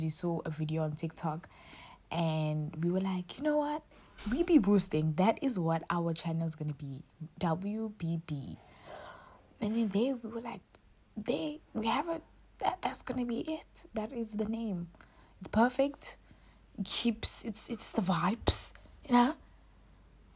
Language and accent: English; Durban, KwaZulu-Natal, South Africa; moved away as an adult; now in Cape Town, South Africa; I'm from KwaZulu-Natal, Durban, but I'm currently staying in Cape Town